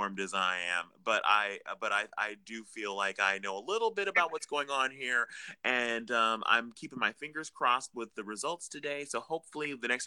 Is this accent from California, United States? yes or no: yes; Los Angeles, California, United States; I am a native Angeleno. I was born in Los Angeles, and I have lived all of my life here in Southern California